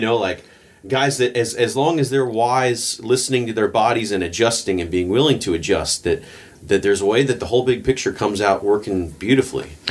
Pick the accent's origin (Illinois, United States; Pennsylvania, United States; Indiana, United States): Pennsylvania, United States; I grew up in Pennsylvania